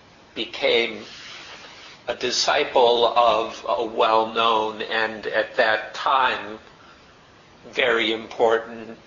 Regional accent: United States; accent: Chicago style; first language English; moved away as an adult; also born or lived in Thailand; I grew up in America, so I spoke a certain form of English relatively well, Chicago style

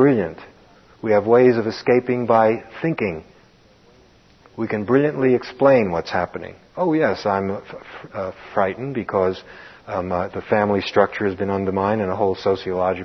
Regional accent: New York City, New York, United States; growing up in Brooklyn

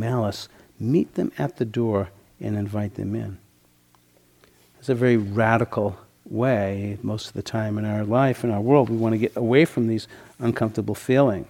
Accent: Boston, Massachusetts, United States; When I was 16, I grew up in the Boston area

